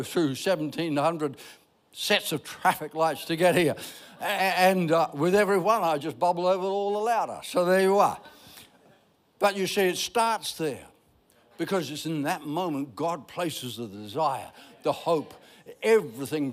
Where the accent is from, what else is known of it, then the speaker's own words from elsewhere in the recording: Ireland; I'm Irish.